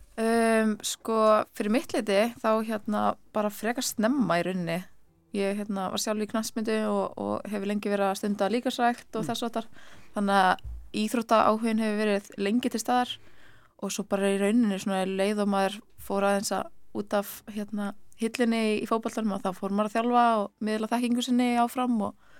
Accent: Ísafjörður, Westfjords, Iceland; now in Reykjavík, Iceland; ég er frá Ísafjörði

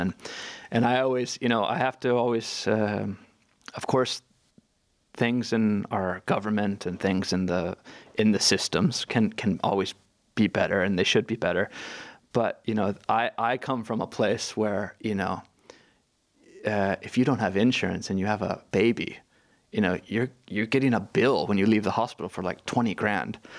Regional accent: California, United States; moved away as an adult; now in Hafnarfjörður, Iceland

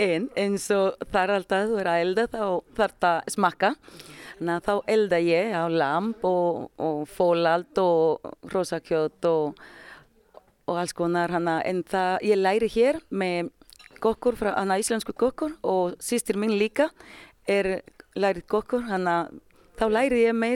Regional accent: Dominican Republic; Icelandic is a second language; moved away as an adult; now in Iceland; Ég heitir … og ég er frá Dominikanska lífveldisins. Ég er búinn að vera hér í desember 23 ár og ég er 44.

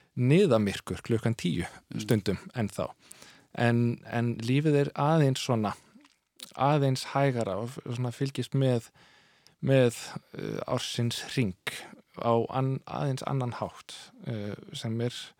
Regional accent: Solrød Strand, Zealand, Denmark; first language Danish; Icelandic is a second language; moved away as an adult; also born or lived in Jutland / Copenhagen; now in Iceland; ég ólst upp á austur Sjálandi í, í svona litlum að, að, að, hérna, á dönskum mælikvarða

